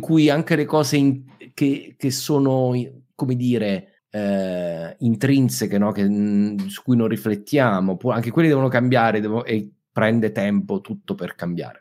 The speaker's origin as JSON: {"language": "Italian", "region": "Abruzzo", "country": "Italy", "said": "abruzzese come me"}